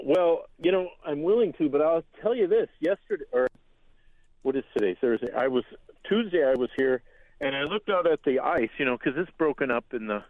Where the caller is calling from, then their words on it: Bayfield, Wisconsin, United States; I'm actually reporting from Bayfield, Wisconsin.